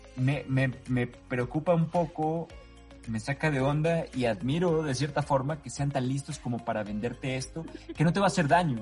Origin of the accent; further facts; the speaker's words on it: Los Mochis, Sinaloa, Mexico; yo, soy sinaloense, entonces soy de... Todo Sinaloa es costa, yo soy de Los Mochis, Sinaloa. Y Los Mochis, Sinaloa, aparte de que tomábamos agua a la llave desde que yo era chico